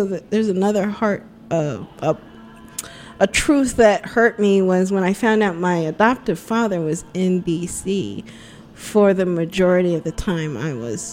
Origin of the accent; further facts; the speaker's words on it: United States; also born or lived in Spain; I'm so American